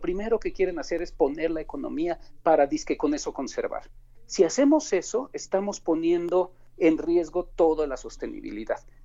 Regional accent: Mexico; nuestra cultura como mexicanos

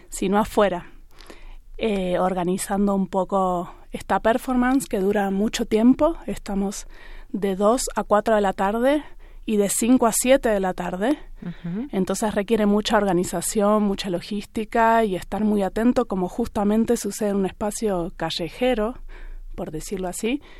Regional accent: Argentina; yo también soy argentina

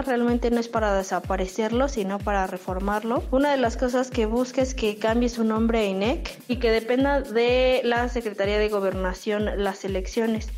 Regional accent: Mexico; como pueblo mexicano nosotros tenemos ya una idiosincrasia

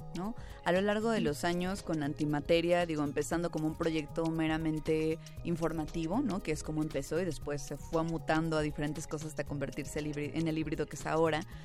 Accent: Toluca, State of Mexico, Mexico; yo no soy de la Ciudad de México, yo soy de Toluca

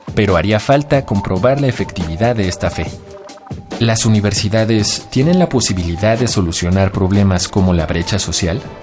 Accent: La Plata, Buenos Aires Province, Argentina; soy de la ciudad de La Plata

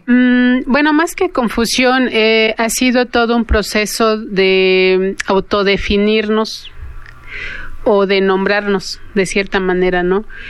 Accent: Cañada de los Once Pueblos, Michoacán, Mexico; en la región de donde soy yo, que es la caña de los once polos

